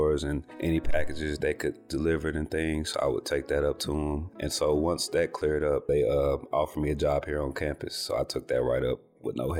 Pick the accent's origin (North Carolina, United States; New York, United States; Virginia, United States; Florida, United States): North Carolina, United States; Winston-Salem; I was born here in Winston-Salem. And so I grew up going to all the basketball games and football games and all